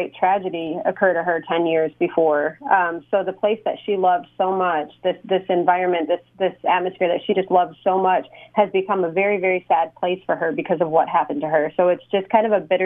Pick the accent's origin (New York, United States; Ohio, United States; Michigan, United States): Michigan, United States; Escanaba; moved away as an adult; now in Oklahoma City, United States; growing up in Escanaba